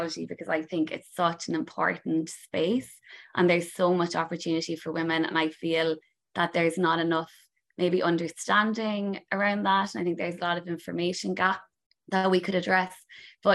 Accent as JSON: {"language": "English", "town": "Cork", "region": "Munster", "country": "Ireland", "tie": "born or raised there", "moved": "as an adult", "lives_now": "New York City, United States", "said": "I grew up in Cork City, kind of in the Black Rock Mahon"}